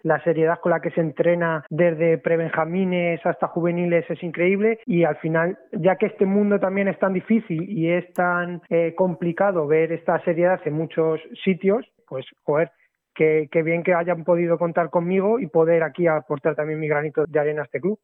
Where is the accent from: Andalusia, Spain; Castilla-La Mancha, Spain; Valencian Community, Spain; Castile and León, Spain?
Castilla-La Mancha, Spain; Alcázar de San Juan; moved away as an adult; now in Lanzarote, Spain; yo quiero mucho mi pueblo, Alcázar de San Juan